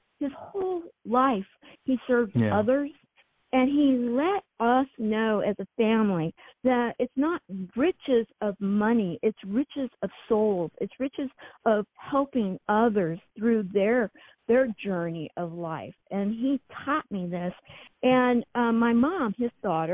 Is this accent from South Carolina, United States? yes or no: no; San Diego County, Southern California, United States; I was raised in Southern California in San Diego County